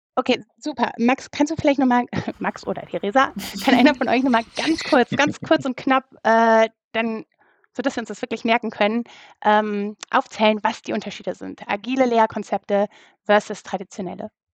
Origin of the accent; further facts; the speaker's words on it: Rhineland, Germany; für mich als Rheinländerin